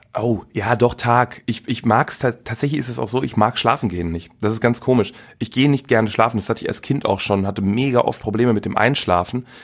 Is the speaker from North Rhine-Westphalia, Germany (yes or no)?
yes; Velbert, North Rhine-Westphalia, Germany; also born or lived in Wuppertal; Aufgewachsen in Felbert. Äh, genau, und wohne immer noch da.